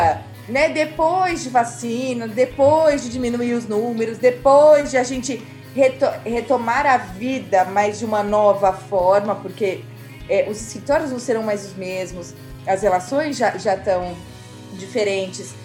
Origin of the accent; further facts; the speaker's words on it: Brazil; eu sou brasileira